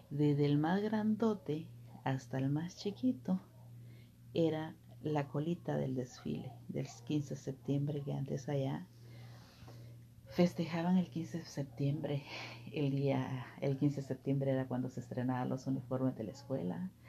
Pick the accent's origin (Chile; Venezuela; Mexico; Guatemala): Guatemala; Petén; born there; Soy nacida en Guatemala ya te lo dije en los otros audios, soy nacida en Guatemala, eh, en el departamento del Petén, del municipio que le dicen